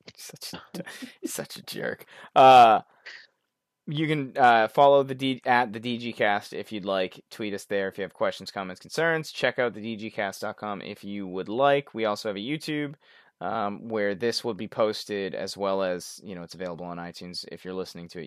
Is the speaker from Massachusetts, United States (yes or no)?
yes; Boston, Massachusetts, United States; I'm from Boston